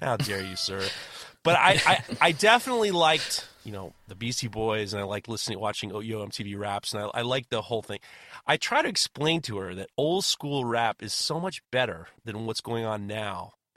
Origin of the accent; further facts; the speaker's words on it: New York City, New York, United States; I grew up in Manhattan and Brooklyn and New York